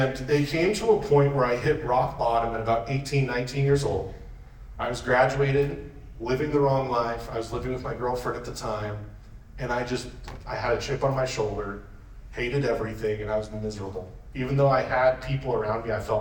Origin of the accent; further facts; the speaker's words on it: Yakima, Washington, United States; also born or lived in Spokane; I'm from Yakima